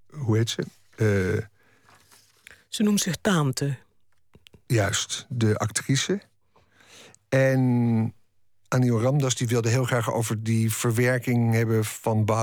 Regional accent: Netherlands; Terwijl wij als Nederlanders denken van nou, dat is een Hindoestaanse Surinamer, leuk.

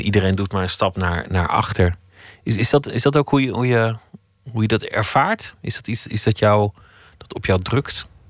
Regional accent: Flanders, Belgium; moved away as an adult; now in Amsterdam, Netherlands; ik voel me Belg

